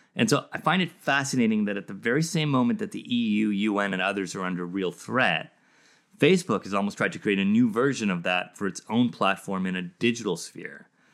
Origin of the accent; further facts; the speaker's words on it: South Africa; I grew up in South Africa